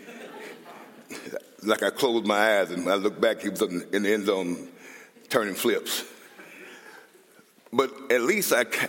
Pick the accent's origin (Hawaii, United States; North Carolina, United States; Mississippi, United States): Mississippi, United States; Columbia; moved away; also born or lived in Austin, Minnesota; So I grew up in Columbia